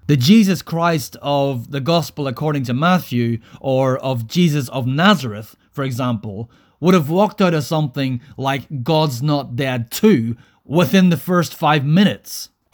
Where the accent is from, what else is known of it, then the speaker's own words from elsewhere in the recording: Northern Ireland, United Kingdom; I grew up in Northern Ireland throughout the 1980s and the 1990s.